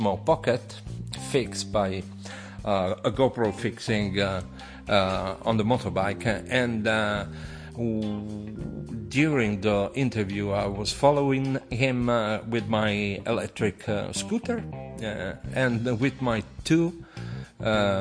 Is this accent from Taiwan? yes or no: no; Italy; English is a second language; I'm an Italian professional. I'm not an English mother tongue